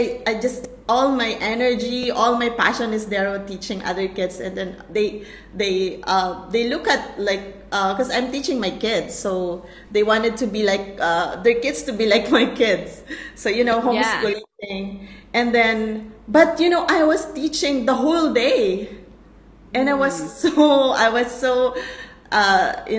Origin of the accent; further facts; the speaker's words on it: Philippines; now in Malaysia; Right now, I'm from Malaysia, but I'm a Filipino.